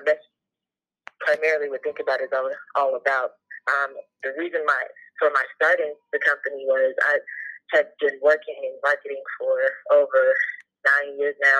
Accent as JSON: {"language": "English", "town": "Cincinnati", "region": "Ohio", "country": "United States", "said": "I'm from Cincinnati, Ohio"}